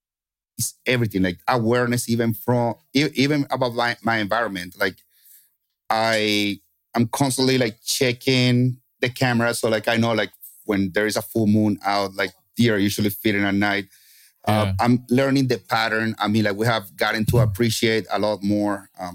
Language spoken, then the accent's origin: English; Kentucky, United States; as you say, I'm from Kentucky. So I was Kentucky winding the entire time.